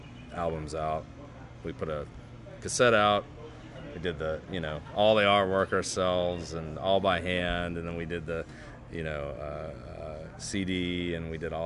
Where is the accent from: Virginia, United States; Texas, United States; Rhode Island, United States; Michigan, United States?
Virginia, United States; Waynesboro; This is in Waynesboro, Virginia, so that's where I grew up. Yeah, so I grew up in Waynesboro, Virginia